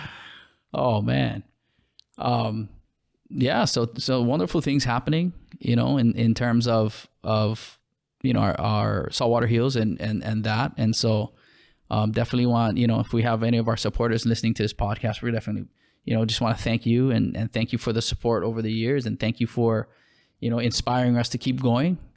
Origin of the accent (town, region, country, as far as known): Hawaii, United States